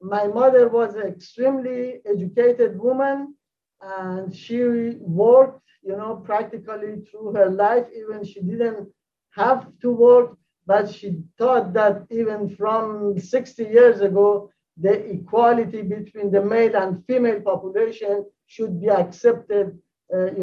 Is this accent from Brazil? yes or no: no; Shiraz, Fars, Iran; moved away as an adult; now in United States; I was born and raised in Shiraz, Iran.